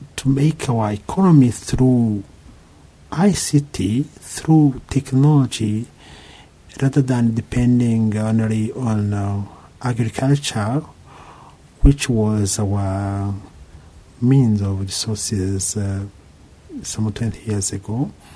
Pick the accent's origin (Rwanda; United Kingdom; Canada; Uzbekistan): Rwanda; I am from Rwanda.